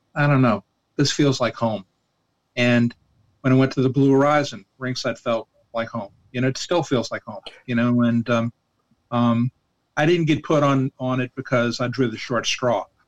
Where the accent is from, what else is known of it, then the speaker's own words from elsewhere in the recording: New Orleans, Louisiana, United States; when I was growing up in New Orleans, like 99 percent of my my meals were taken in my mama's kitchen